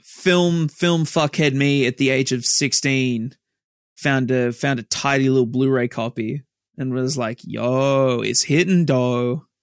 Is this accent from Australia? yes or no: yes; Australia; we're Australian